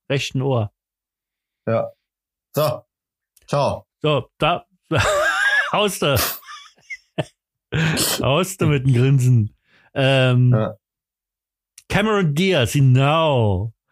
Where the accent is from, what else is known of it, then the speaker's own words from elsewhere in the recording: Berlin, Germany; Ich bin richtiger Berliner, Alter.